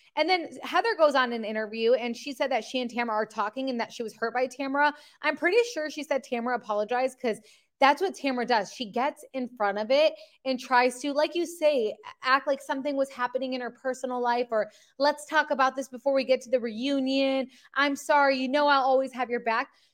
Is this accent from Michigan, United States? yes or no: yes; Michigan, United States; we're from Michigan